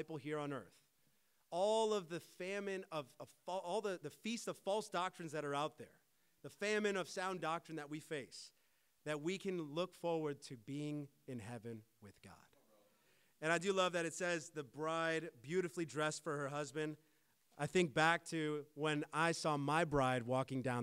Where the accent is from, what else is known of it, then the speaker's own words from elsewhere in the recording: United States; now in Canada; I'm American